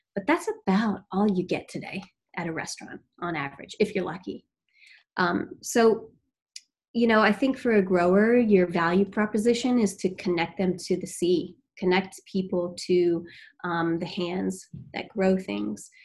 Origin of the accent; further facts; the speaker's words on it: Maryland, United States; moved away as an adult; also born or lived in Eastern Shore, Maryland / Washington, District of Columbia, United States; now in Boston, United States; I'm from Maryland